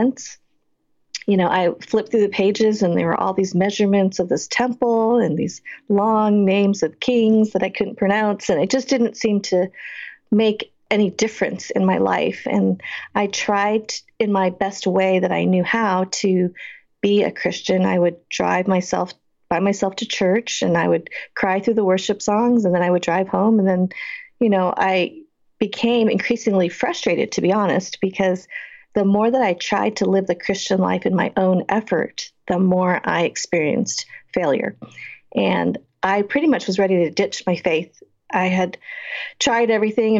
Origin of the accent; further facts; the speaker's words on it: Boulder, Colorado, United States; I grew up in Boulder, Colorado, one of a few, a handful really, of Asian Americans during that time